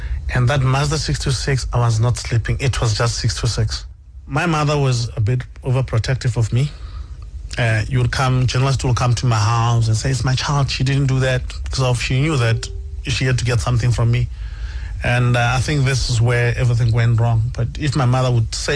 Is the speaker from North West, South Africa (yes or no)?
yes; Madibeng, North West, South Africa; also born or lived in Alexandra, Johannesburg, Gauteng; I was born in Alexandra, but I was raised in Northwest. And that's why I call my hometown Nefo, Northwest Madibeng.